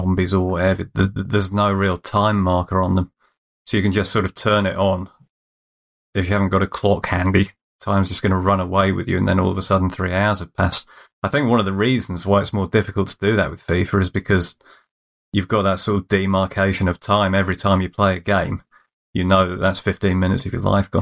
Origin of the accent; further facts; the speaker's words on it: England, United Kingdom; we're English